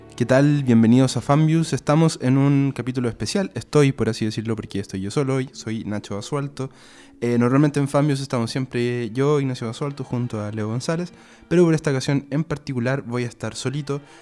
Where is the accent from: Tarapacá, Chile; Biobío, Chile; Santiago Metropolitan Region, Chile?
Biobío, Chile; Concepción; a Concepción, por ejemplo, de donde soy yo